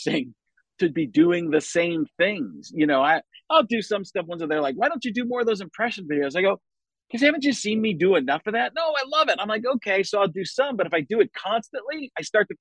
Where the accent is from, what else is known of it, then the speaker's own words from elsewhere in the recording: Waukesha, Wisconsin, United States; also born or lived in Chicago, Illinois; I grew up in Milwaukee, Waukesha, Wisconsin, born in Chicago